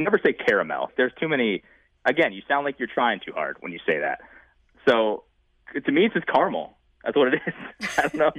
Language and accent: English; Northeast, United States; I am from the Northeast, but I'm not bougie.